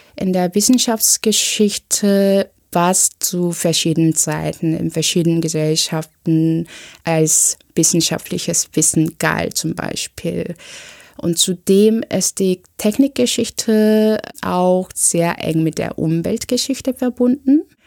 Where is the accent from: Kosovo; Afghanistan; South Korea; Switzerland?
South Korea; now in Berlin, Germany; Ich bin in Südkorea zur Schule gegangen, habe dementsprechend ein südkoreanisches Abitur